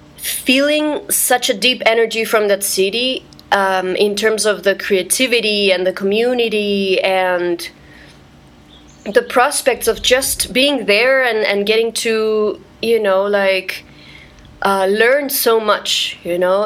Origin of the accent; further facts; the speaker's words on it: Santiago, Santiago Metropolitan Region, Chile; moved away as an adult; also born or lived in Guatemala; now in New York, United States; I am from Santiago, Chile